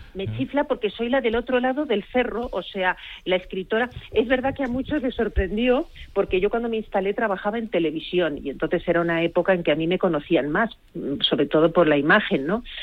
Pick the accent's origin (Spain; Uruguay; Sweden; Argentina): Spain; Catalonia; moved away; also born or lived in Hita, Guadalajara; yo soy una catalana, o sea, yo me reconozco catalana de corazón alcarreño